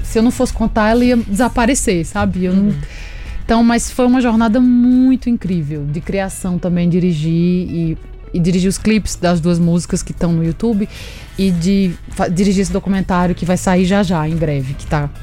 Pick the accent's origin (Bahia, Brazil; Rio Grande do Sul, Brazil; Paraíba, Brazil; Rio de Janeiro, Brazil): Paraíba, Brazil; Agreste of; now in São Paulo, Brazil; nasci no Agreste da Paraíba